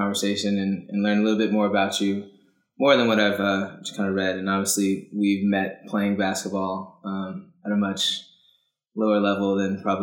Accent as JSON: {"language": "English", "town": "Oakland", "region": "California", "country": "United States", "tie": "born or raised there", "said": "I grew up and was born and raised in Oakland"}